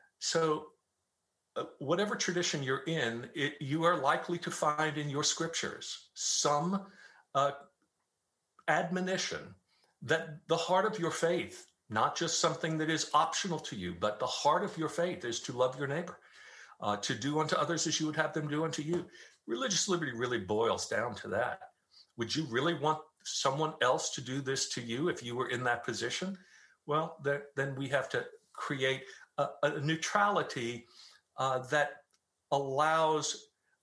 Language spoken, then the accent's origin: English; New York City, New York, United States; now in Dallas, United States; I grew up in Staten Island, New York, which was 94% Roman Catholic when I was growing up there